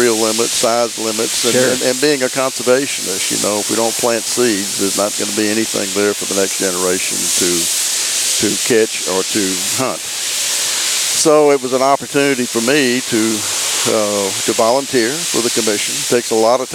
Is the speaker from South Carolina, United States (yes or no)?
yes; Charleston, South Carolina, United States; accent: South Carolina; moved away as an adult; now in Tennessee, United States; I had that South Carolina accent.